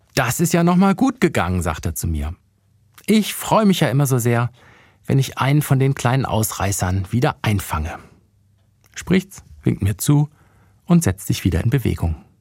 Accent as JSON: {"language": "German", "region": "Bremen", "country": "Germany", "tie": "born or raised there", "also_born_or_lived": "Ludwigsburg", "moved": "yes", "said": "in meiner alten Heimat vorbeigekommen in Bremen"}